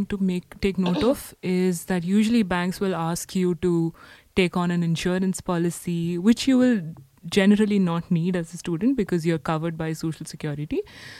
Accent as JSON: {"language": "English", "country": "India", "moved": "yes", "lives_now": "Paris, France", "said": "as an Indian citizen"}